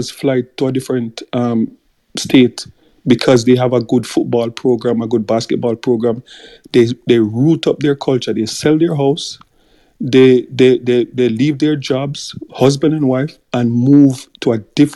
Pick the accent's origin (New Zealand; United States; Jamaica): Jamaica